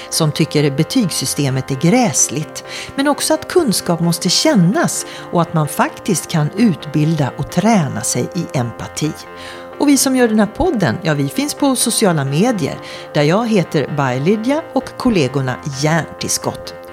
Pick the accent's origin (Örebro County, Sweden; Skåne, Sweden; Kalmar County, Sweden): Skåne, Sweden; now in Stockholm, Sweden; Sen är jag uppvuxen i Skåne och då snackar jag sådär när jag är där. Ja, och sen har jag bott här i Stockholm i 30 år. Så jag är dialektalt förvirrad.